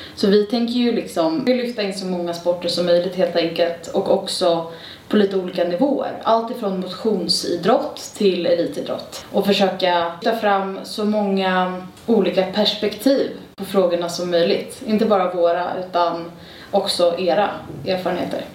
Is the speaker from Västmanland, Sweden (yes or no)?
no; Stockholm, Stockholm County, Sweden; jag är född och uppväxt här i Stockholm